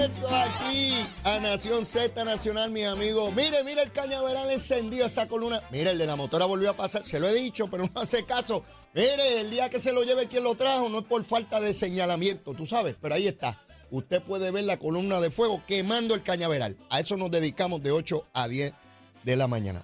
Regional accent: Puerto Rico

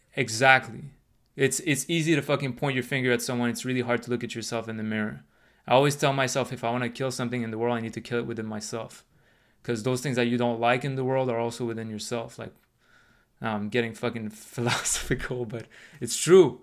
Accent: Canada; also born or lived in United States; I'm Canadian

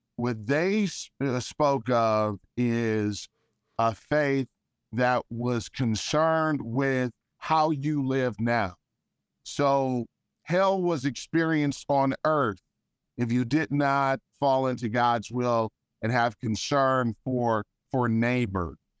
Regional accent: Detroit, Michigan, United States; a kid growing up in Detroit

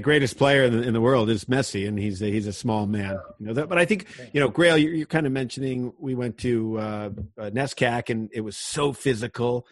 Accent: Connecticut, United States; I'm from Connecticut

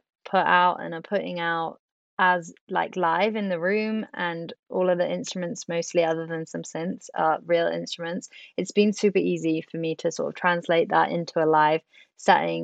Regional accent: Swansea, Wales, United Kingdom; moved away; Swansea is actually my hometown. So it's going to be nice to come home

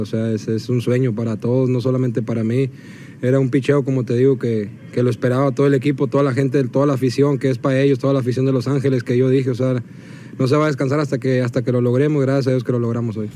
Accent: Cuba; moved away; salí de Cuba

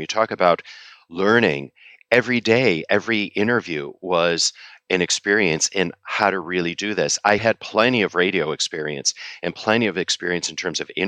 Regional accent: Chicago, Illinois, United States; also born or lived in China; now in New York, United States; I'm a third generation Chicagoan. And when people ask me where I'm from, I say, I'm from Chicago, but I live in New York

